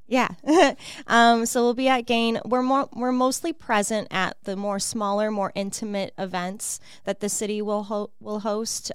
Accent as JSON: {"language": "English", "region": "Illinois", "country": "United States", "tie": "born or raised there", "also_born_or_lived": "Chicago", "moved": "as an adult", "lives_now": "Peoria, United States", "said": "I'm originally from Illinois, Illinois, um, born and raised, and then yeah, we moved here"}